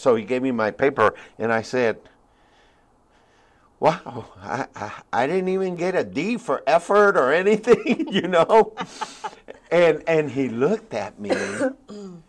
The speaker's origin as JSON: {"language": "English", "country": "Puerto Rico", "tie": "born or raised there", "also_born_or_lived": "New York", "moved": "yes", "said": "I was born in New York, and then when I was six, all my parents and my sisters, we moved to Puerto Rico"}